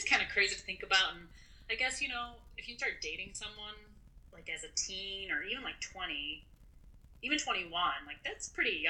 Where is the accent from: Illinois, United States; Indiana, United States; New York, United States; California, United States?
Illinois, United States; I grew up in Illinois.